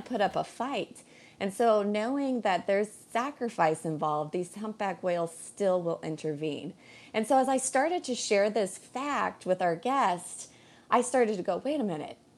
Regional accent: Colorado, United States; now in Hawaii, United States; I'm a Colorado girl, born and raised

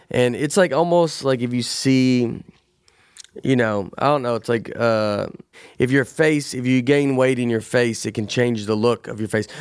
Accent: Tennessee, United States; growing up in Tennessee

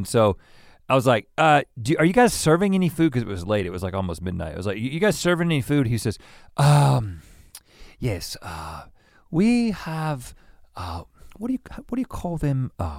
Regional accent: Los Angeles, California, United States; Now, again, we're from Los Angeles. We know what a freaking tortilla chip is.

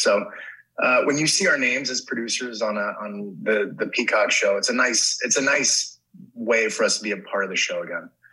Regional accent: Los Angeles, California, United States; I grew up in um, Sun Valley

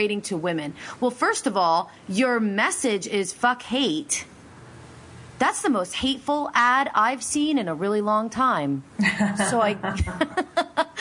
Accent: Pennsylvania, United States; I'm from Pennsylvania

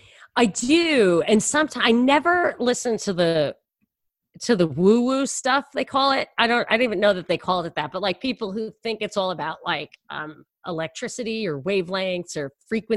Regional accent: New York, United States; And I'm from New York.

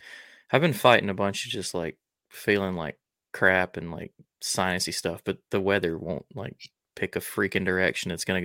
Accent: Alabama, United States; where I grew up in Alabama

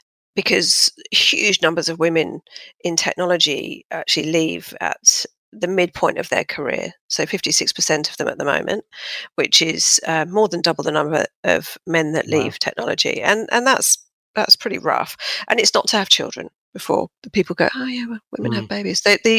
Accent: Fulham, London, United Kingdom; moved away as an adult; now in Sydney, Australia; But yeah, I'm originally from southwest London, Fulham, as you can probably tell by my impeccable accent, which I've hung on to dearly, although the Brits will probably be going, oh, she's got that Aussie twang, which is annoying.

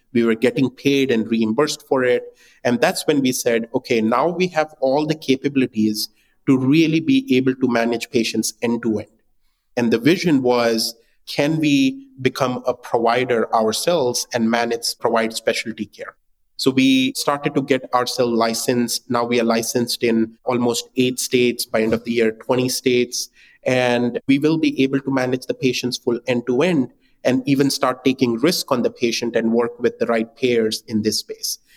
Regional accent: India; moved away as an adult; also born or lived in Singapore; I was born and raised in India

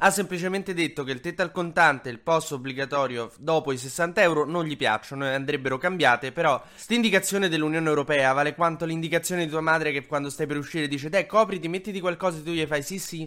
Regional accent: Rome, Lazio, Italy; io sono di Roma

